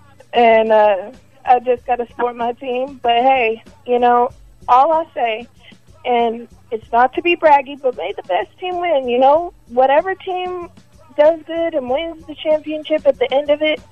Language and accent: English; Texas, United States; I am a Texan